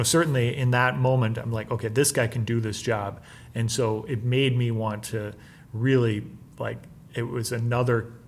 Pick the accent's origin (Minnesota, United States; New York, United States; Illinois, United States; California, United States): Minnesota, United States; I'm from Minnesota and I had worked in this area